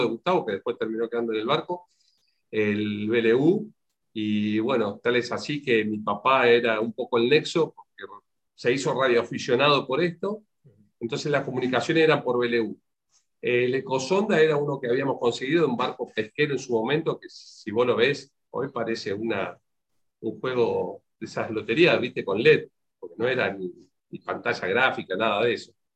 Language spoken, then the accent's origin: Spanish; Mendoza, Argentina; moved away; also born or lived in Comodoro Rivadavia; Yo estaba recién llegado a Comodoro, porque soy de Mendoza